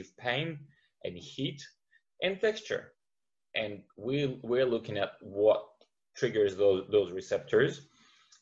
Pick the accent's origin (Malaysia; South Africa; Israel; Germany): Israel; moved away as an adult; also born or lived in St. Petersburg, Russia; now in Australia; I was born in St. Petersburg in Russia and spent 20 years of my life in Israel.